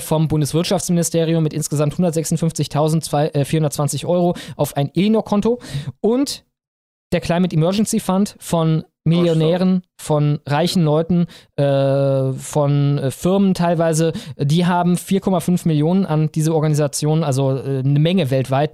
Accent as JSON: {"language": "German", "area": "Krefeld and Cologne", "region": "North Rhine-Westphalia", "country": "Germany", "tie": "born or raised there", "said": "Ich bin aufgewachsen in Krefeld und Köln"}